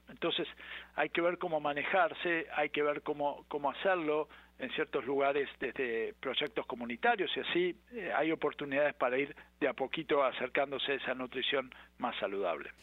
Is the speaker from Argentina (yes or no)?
yes; Argentina; moved away; Yo soy argentino